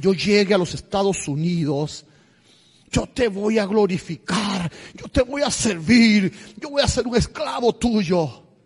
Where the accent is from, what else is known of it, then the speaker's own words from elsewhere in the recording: Camagüey, Cuba; moved away as an adult; also born or lived in Tula, Russia; now in United States; Soy de Cuba, pero en Cuba soy de la provincia de Camagüey, 570 kilómetros hacia el este de La Habana. Nací en el reparto Garrido, ahí en Camagüey.